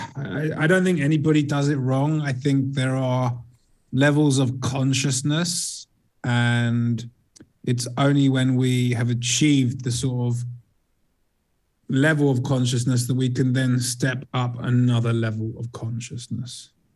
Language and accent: English; England, United Kingdom; also born or lived in south of Spain; now in Spain; I hail from England, but I live in sunnier place.